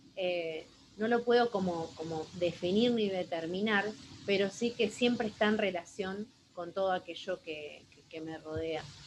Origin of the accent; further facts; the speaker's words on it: Buenos Aires Province, Argentina; also born or lived in Azul; soy de Argentina, van a encontrar ahí en el mapa, provincia de Buenos Aires, y vivo en la ciudad azul